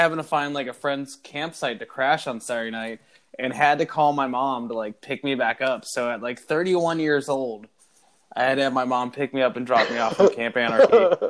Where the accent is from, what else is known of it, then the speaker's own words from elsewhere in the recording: Cincinnati, Ohio, United States; now in Florida, United States; I live in Florida, but like, and I'm saying this for Pete because maybe you don't know. I'm from Cincinnati, Ohio.